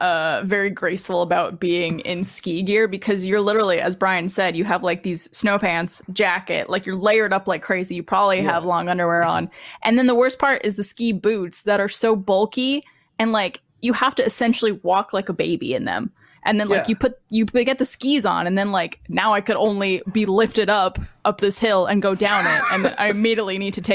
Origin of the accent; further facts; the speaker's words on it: Canada; now in Texas, United States; I'm also from Canada. I'm not from Texas. I currently live in Texas, though